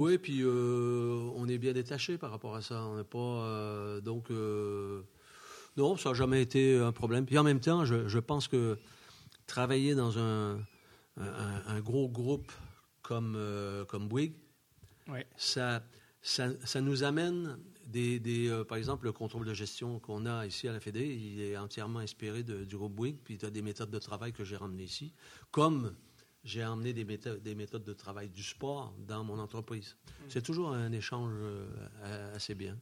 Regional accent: Quebec, Canada; moved away as an adult; also born or lived in Chamonix, France; now in France; je retournais chez moi au Québec

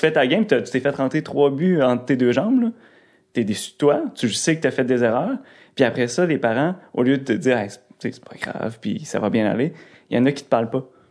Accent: Rivière-du-Loup, Quebec, Canada; ma ville. Rivière-du-Loup, c'est tout petit

